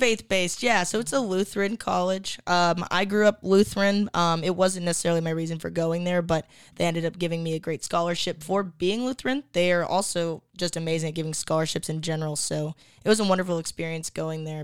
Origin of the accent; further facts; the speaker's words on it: Appleton, Wisconsin, United States; now in Austin, United States; when I grew up there, it was, it was a medium to smaller town